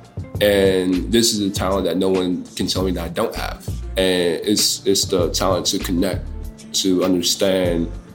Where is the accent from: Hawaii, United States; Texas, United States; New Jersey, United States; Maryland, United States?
Maryland, United States; Prince George's County; now in Washington, D.C., United States; I'm from PG County, Maryland, but it's like DMV, DC, it's like the same thing